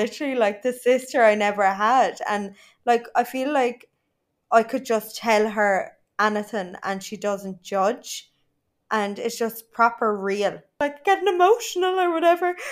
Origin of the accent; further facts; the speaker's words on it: Ireland; moved away as an adult; now in Dubai, United Arab Emirates; I am proper Irish